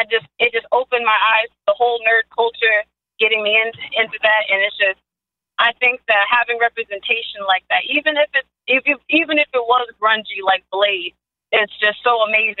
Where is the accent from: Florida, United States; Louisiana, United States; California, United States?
Florida, United States; Orlando; growing up in Orlando, even though I guess I grew up in the lower part of the neighborhood